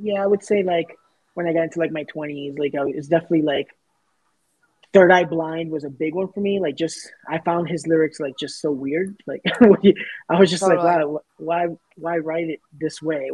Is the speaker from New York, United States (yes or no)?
yes; New York City, New York, United States; the neighborhood I grew up in South Ozone Park, Queens